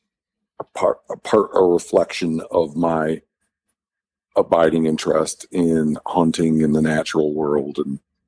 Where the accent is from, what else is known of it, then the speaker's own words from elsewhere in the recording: Michigan, United States; now in Montana, United States; I was raised in Michigan in kind of a rural community